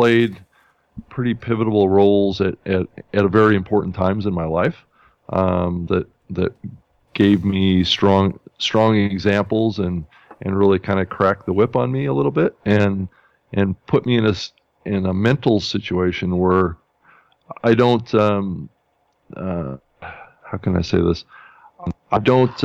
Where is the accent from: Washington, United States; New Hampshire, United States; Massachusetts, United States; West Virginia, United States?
Washington, United States; Spokane; now in Seattle, United States; I was born in Spokane, Washington, up in the beautiful state of Washington.